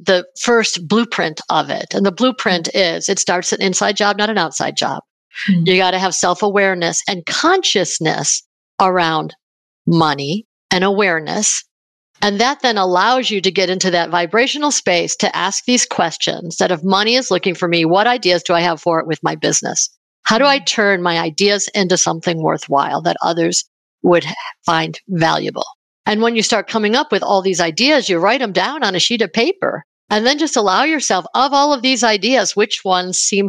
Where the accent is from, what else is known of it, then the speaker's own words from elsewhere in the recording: Buffalo, New York, United States; now in Denver, United States; I live in Denver, Colorado, but in the US, but I grew up in Buffalo, New York